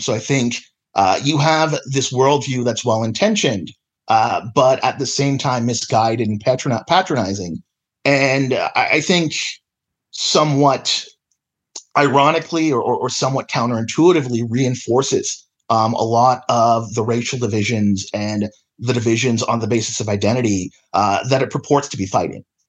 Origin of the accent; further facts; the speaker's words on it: Kamloops, British Columbia, Canada; now in Calgary, Canada; I grew up and, and was born and raised in Kamloops